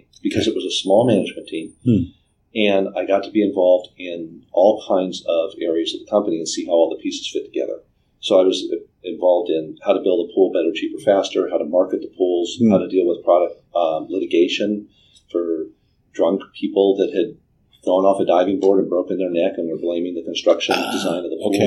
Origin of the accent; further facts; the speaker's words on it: Southern California, United States; also born or lived in United Kingdom; I grew up in Southern California